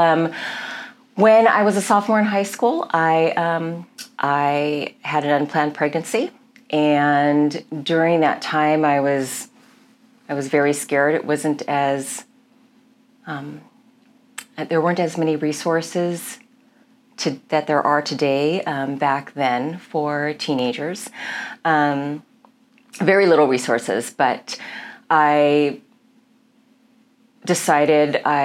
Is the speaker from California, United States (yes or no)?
yes; Milpitas, California, United States; also born or lived in Daly City, California; I grew up in Milpitas, which was a very small town.